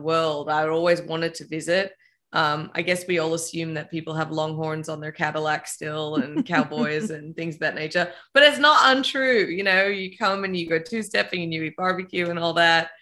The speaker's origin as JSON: {"language": "English", "town": "Melbourne", "region": "Victoria", "country": "Australia", "tie": "born or raised there", "moved": "yes", "said": "I grew up in Australia in a pretty, you know, big city in Melbourne, 4 million people"}